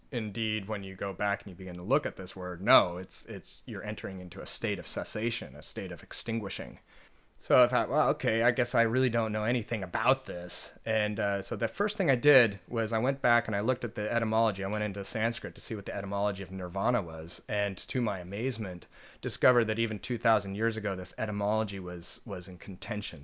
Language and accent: English; Oregon coast, United States; moved away as an adult; also born or lived in Nanjing, China / Suzhou, China; I grew up on the Oregon coast